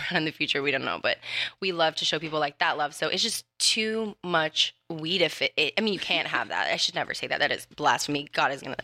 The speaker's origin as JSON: {"language": "English", "region": "Louisiana", "country": "United States", "said": "I'm from Louisiana. I'm Cajun. I'm Bayou"}